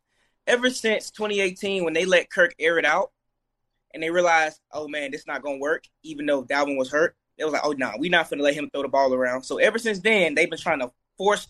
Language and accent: English; Montgomery, Alabama, United States; I'm from Montgomery, Alabama